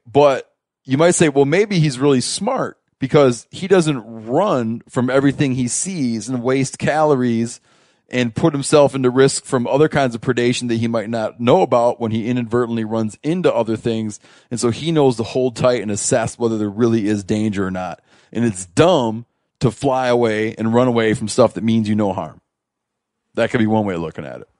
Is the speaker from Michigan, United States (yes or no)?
yes; Michigan, United States; moved away; I grew up in Michigan, right? We moved out west